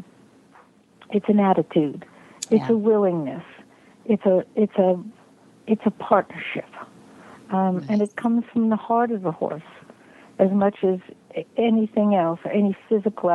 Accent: New York City, New York, United States; I grew up in New York City.

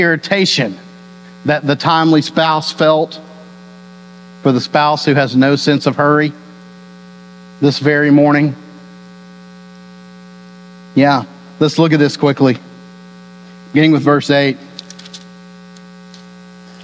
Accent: Texas, United States; I was born and raised in Texas

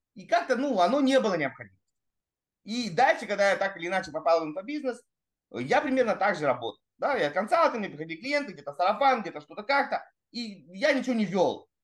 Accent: Russian Far East, Russia; also born or lived in Saratov / Magdagachi, Amur Oblast / Ussuriysk, Primorsky Krai / Vladivostok; я родился в Саратове, это просто вообще сразу, э, знаете, для всех разрыв шаблона. А потом меня в три месяца увезли сначала в Амурскую область, поселок Магдагачи, потом в, в Уссурийск

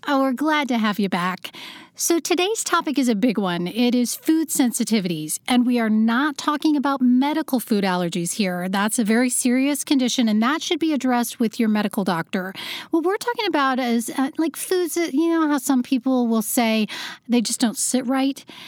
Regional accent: Iowa, United States; also born or lived in Los Angeles; now in New York City, United States; I'm in New York City right now, and I used to live in L A, but I grew up in Iowa

